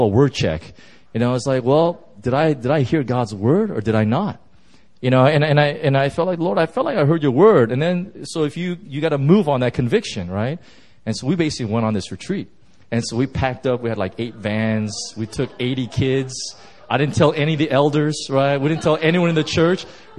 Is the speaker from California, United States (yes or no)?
yes; California, United States; I'm from Southern California, and I drove in my truck right from Southern Cal, and I drove all the way up to Yosemite.